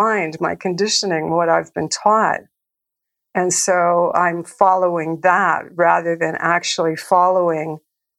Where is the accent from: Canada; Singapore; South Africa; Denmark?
Canada; Calgary, Alberta; I grew up in a city called Calgary